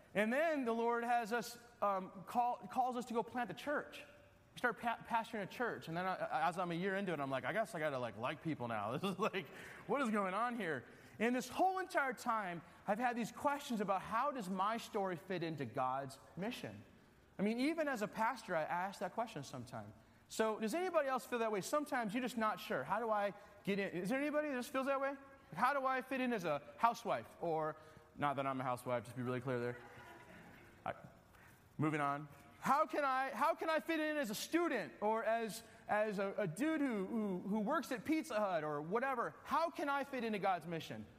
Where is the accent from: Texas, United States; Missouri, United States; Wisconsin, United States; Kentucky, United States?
Wisconsin, United States; I'm from Wisconsin